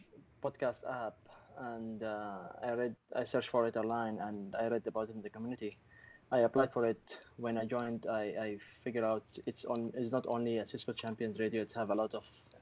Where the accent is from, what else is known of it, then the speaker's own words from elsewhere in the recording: Yemen; now in Saudi Arabia; I'm actually from Yemen. I'm based in Saudi.